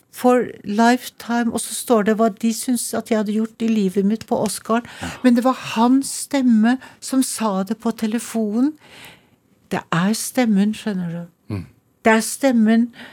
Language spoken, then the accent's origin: Norwegian; Trondheim, Trøndelag, Norway; accent: trønder; first language Norwegian; also born or lived in Little Norway (Canada) / New York; now in Oslo, Norway; det kommer fra Trondheim, og denne lille trønderslengen henger ved